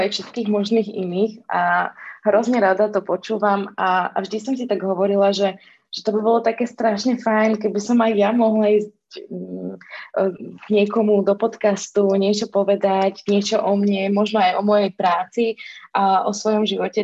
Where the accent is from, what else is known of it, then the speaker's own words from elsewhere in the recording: Orava, Žilina Region, Slovakia; also born or lived in Dolný Kubín / Bratislava; ja pochádzam teda z Oravy